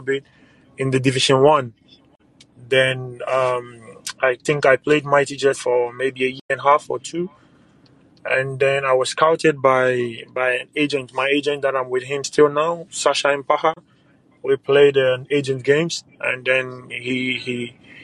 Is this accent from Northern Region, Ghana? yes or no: no; Tetteh, near Accra, Greater Accra, Ghana; moved away; Tetteh is located in Ghana, Accra, a small town close to Accra. So yeah, that's where I grew up from